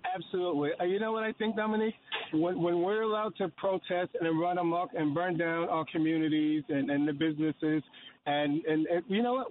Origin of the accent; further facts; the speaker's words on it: New York, United States; I grew up in Patterson Projects